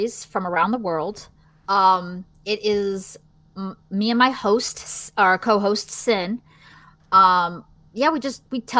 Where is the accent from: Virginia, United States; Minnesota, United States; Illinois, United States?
Virginia, United States; accent: Southern; I'm from Virginia, so I technically have a Southern accent